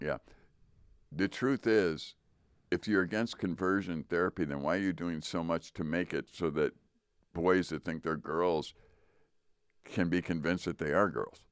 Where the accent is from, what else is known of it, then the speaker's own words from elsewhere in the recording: United States; I'm still American